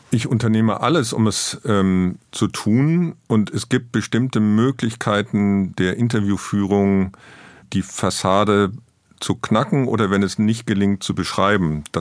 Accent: Rhineland, Germany; Ich bin gebürtiger Rheinländer

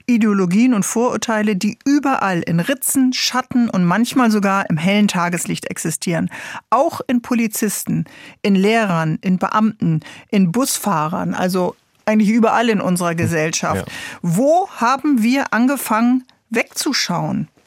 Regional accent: Hanau, Hesse, Germany; Kindheit von der Familie aufgewachsen in Hanau, in der Kesselstadt, in einem Hochhaus mit Nachbarn aus ganz, ganz äh, vielen Ländern

